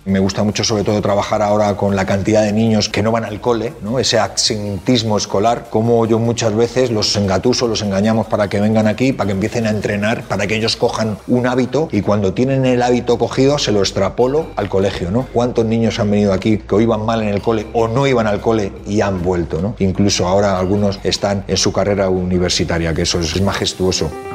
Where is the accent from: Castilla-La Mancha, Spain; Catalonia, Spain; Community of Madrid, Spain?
Community of Madrid, Spain; Madrid; soy de Carabanchel, Madrid